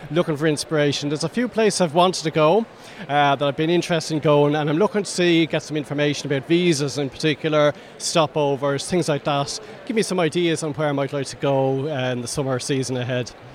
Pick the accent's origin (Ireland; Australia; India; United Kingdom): Ireland; Stillorgan, Leinster; from Stillorgan, County Dublin.